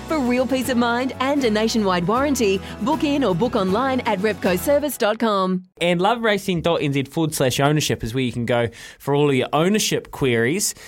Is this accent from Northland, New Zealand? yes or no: no; Leithfield Beach, Canterbury, New Zealand; I'm from Leithfield Beach in North Canterbury.